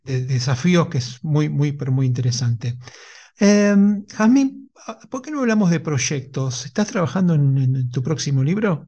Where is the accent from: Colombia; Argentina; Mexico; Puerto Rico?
Argentina; Lanús, Buenos Aires Province; yo soy de Lanús